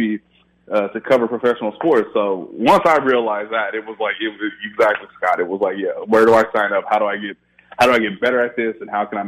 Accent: Midwest, United States; also born or lived in Miami, United States; now in Indianapolis, United States; I grew up in the Midwest, so it wasn't like I would go to the beach every day

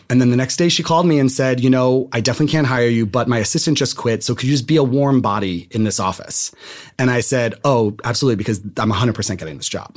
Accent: Randolph, New Jersey, United States; moved away as an adult; now in Los Angeles, United States; I'm from New Jersey

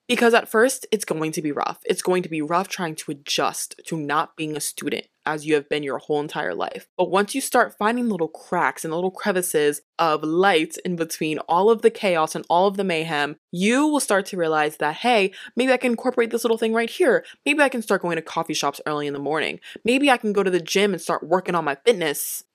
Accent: Delaware, United States; I'm from Delaware too.

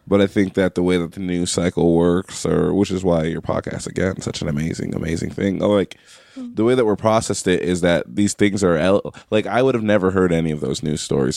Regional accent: New York, United States; moved away; also born or lived in McAllen, Texas; I'm from New York. I went to school in McAllen, Texas

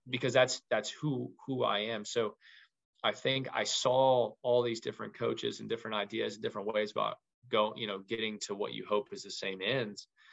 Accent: Louisville, Kentucky, United States; moved away as an adult; now in Troy, United States; I'm from Louisville, Kentucky. I went to Louisville Ballard High School

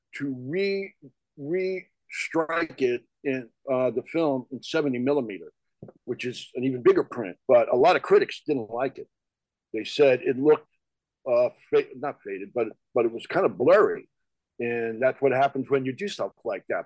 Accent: New York, United States; also born or lived in New Jersey; now in Los Angeles, United States; I live in LA. I was born in New York. And, and, like you, I spent a number of years in New Jersey

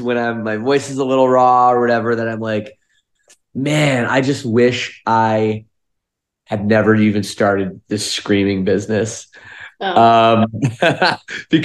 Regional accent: Toronto area, Ontario, Canada; we're from the Toronto area of Canada

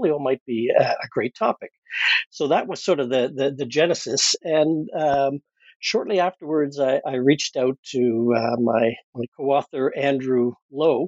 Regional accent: Canada; I'm a Canadian

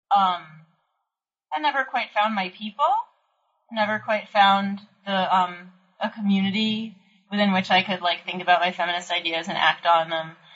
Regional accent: outside Washington D.C., Maryland, United States; now in Brooklyn, United States; I grew up in Maryland, outside Washington D.C.

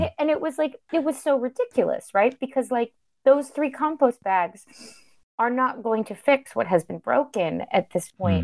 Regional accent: Florida, United States; I'm from Florida

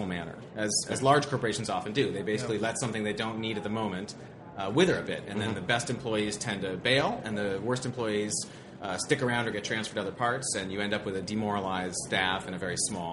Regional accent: San Leandro, California, United States; a coffee house and roastery in my hometown of San Leandro, California

